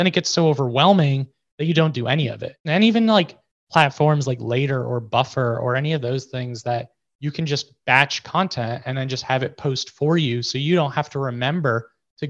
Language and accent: English; New York, United States; I'm from New York